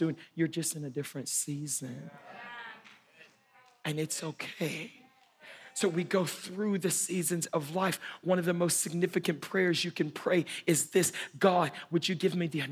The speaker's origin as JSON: {"language": "English", "region": "Louisiana", "country": "United States", "moved": "yes", "said": "Where I'm from in the South, I'm from Louisiana, the state of Louisiana, way down south"}